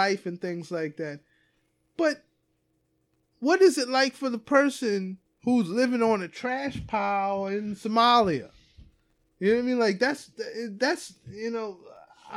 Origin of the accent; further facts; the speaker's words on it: United States; Here I am as an American